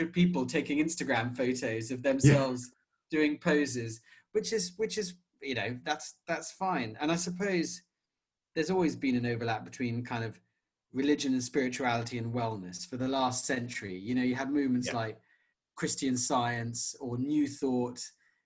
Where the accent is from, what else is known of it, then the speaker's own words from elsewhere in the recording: United Kingdom; in the UK, our mainstream culture is quite secular